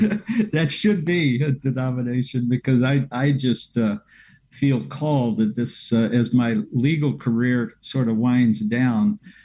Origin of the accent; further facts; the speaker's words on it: Lexington, Kentucky, United States; being from Kentucky, my hometown in Lexington